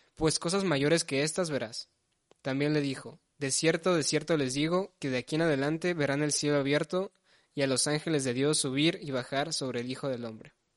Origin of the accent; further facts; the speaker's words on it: Ecatepec, State of Mexico, Mexico; moved away as an adult; now in Monterrey, Mexico; yo vengo de la Ciudad de México. En realidad soy del Estado de México, pero yo me considero más chilango que otra cosa